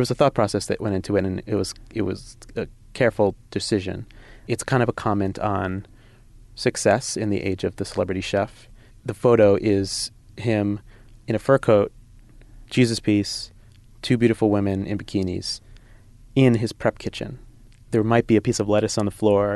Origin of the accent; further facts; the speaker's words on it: New Jersey, United States; now in Brooklyn, United States; I'm from Jersey